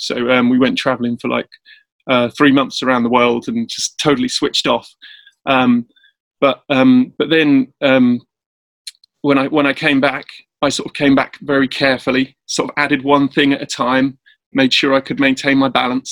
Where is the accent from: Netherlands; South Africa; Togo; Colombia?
South Africa; now in Cambridge, United Kingdom; I'm based in England, Cambridge, I'm from South Africa as well